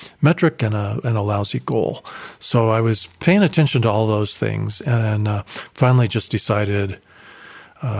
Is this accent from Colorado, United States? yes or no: yes; Colorado Springs, Colorado, United States; also born or lived in Dallas, Texas; moved back to my hometown of Colorado Springs, Colorado